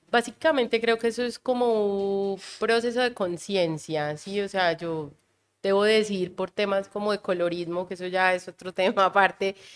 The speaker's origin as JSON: {"language": "Spanish", "region": "Caribbean coast", "country": "Colombia", "said": "que es el hecho de que yo no soy de Antioquia. Entonces, era una mezcla entre ser costeña y ser paisano."}